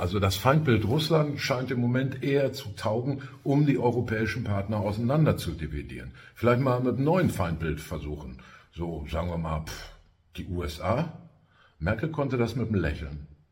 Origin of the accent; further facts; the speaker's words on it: Ruhr area, North Rhine-Westphalia, Germany; Bei uns im Ruhrgebiet